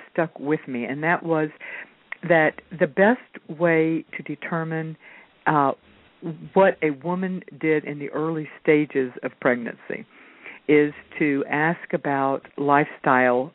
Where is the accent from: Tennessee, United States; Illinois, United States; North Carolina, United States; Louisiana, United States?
Louisiana, United States; New Orleans; I was born and raised in New Orleans